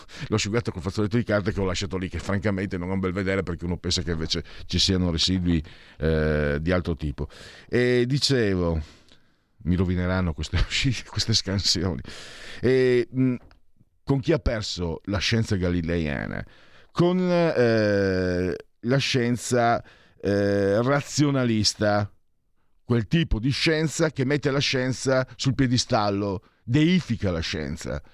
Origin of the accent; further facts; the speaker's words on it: half Venetian and half Friulian, Triveneto, Italy; io sono mezzo veneto e mezzo friulano